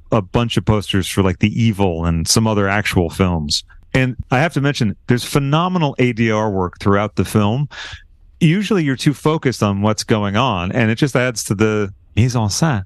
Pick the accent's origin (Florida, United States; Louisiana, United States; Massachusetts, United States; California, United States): Massachusetts, United States; moved away; I'm originally from the Massachusetts area